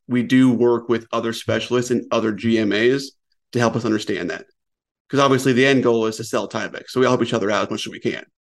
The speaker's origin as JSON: {"language": "English", "region": "Colorado", "country": "United States", "tie": "born or raised there", "also_born_or_lived": "West Coast", "moved": "as an adult", "lives_now": "South Carolina, United States", "said": "I was actually born and raised in Colorado"}